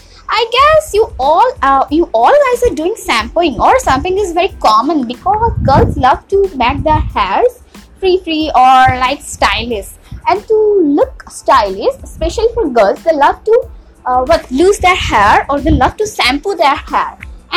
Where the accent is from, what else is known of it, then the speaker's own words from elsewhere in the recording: India; Being an Indian